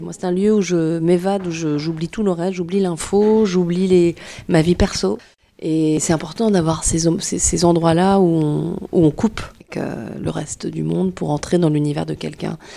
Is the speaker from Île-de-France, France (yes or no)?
no; Tours, Centre-Val de Loire, France; moved away; Moi je suis originaire de Tours, j'ai passé une grande partie de mon enfance ici